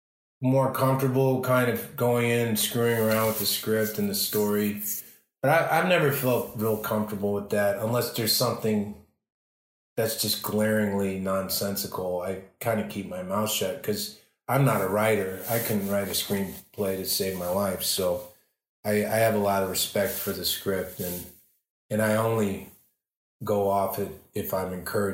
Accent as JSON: {"language": "English", "town": "Chicago", "region": "Illinois", "country": "United States", "said": "because I'm from Chicago, or I started acting in Chicago anyway"}